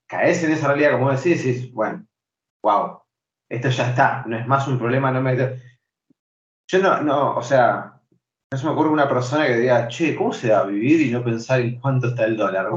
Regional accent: Buenos Aires, Argentina; also born or lived in Santa Cruz, Argentina / Chubut, Argentina / Esquel, Argentina; yo hablo quizás como porteño

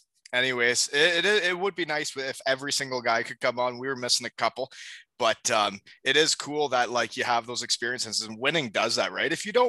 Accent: Elmira, Ontario, Canada; my Elmira Sugar Kings from my hometown.

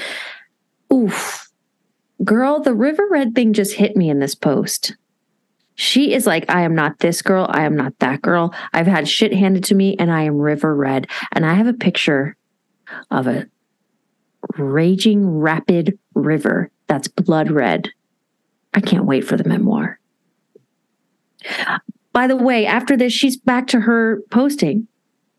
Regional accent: Texas, United States; accent: drawl; I'm from Texas, baby. We drawl out our words, honey

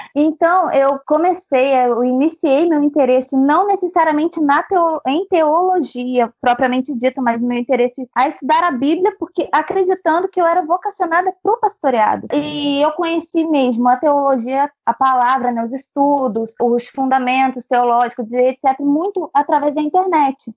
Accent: Angra dos Reis, Rio de Janeiro, Brazil; sou de Angra dos Reis

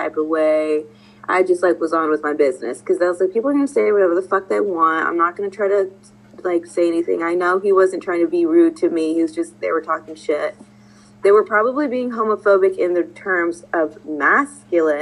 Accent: Texas, United States; I'm from Texas

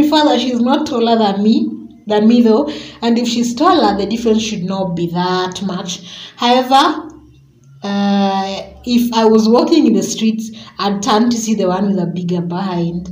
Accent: Kenya; we're Kenyan

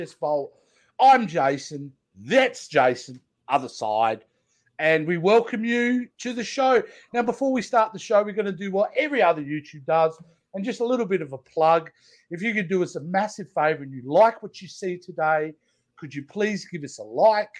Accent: Australia; I'm an Aussie

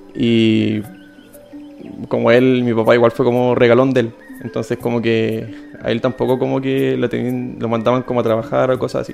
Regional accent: Santiago, Santiago Metropolitan Region, Chile; moved away as an adult; also born or lived in Valparaíso Region; now in Valparaíso, Chile; yo nací en Santiago

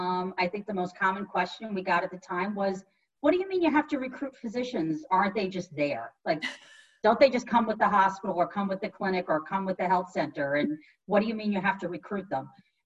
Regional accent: New York suburbs, United States; also born or lived in Brooklyn, New York; I was born in Brooklyn. I lived in New York City for many, many years. I lived in that one bedroom, you know, tiny little walk up with the broken elevator for many years. I grew up in the suburbs

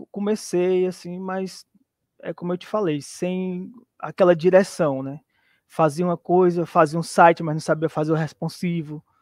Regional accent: Teresina, Piauí, Brazil; sou de, de Teresina, aqui no Piauí, e eu tenho 40 anos.

